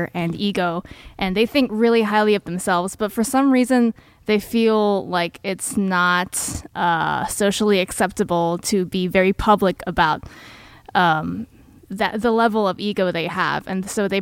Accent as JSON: {"language": "English", "country": "Taiwan", "tie": "born or raised there", "moved": "yes", "lives_now": "Oakland, United States", "said": "I did grow up in Taiwan."}